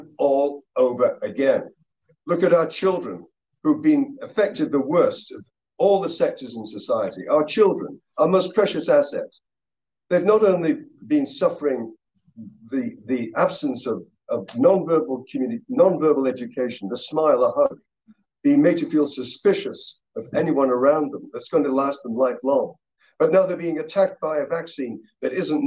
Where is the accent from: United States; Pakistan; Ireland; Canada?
Canada; I'm a physician, I'm a parent, and I'm a Canadian